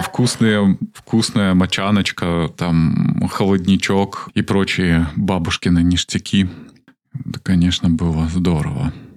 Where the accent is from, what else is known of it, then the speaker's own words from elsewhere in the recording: Minsk, Belarus; Из Минска.